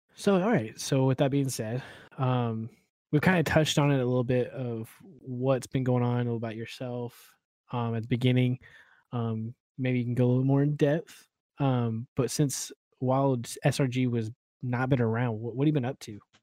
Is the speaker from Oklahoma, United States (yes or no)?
yes; Oklahoma, United States; moved away; I'm originally from Oklahoma